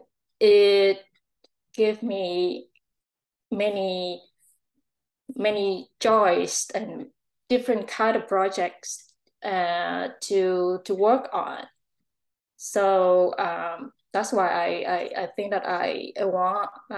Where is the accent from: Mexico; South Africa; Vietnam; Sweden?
Vietnam; moved away as an adult; also born or lived in Ho Chi Minh City, Vietnam; now in Langley, Canada; my hometown, the place that I was born. Is Vietnam